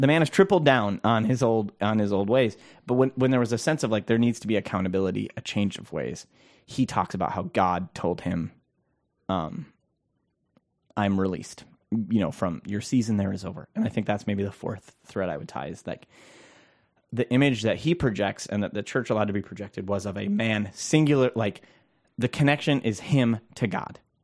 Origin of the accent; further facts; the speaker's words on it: Minnesota, United States; I'm a Minnesotan